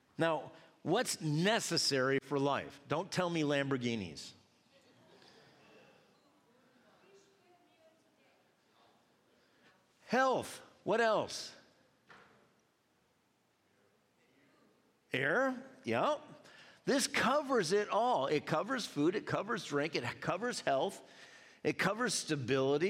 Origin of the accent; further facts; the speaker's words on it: United States; I was from America.